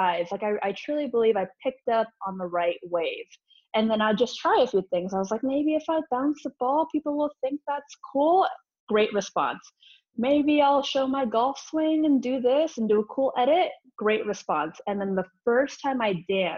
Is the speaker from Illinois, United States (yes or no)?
yes; Chicago, Illinois, United States; moved away as an adult; also born or lived in Rockford, Illinois / Algonquin, Illinois; now in California, United States; I was raised in Chicago till maybe like 11 years old-ish, and then we moved out to the Algonquin area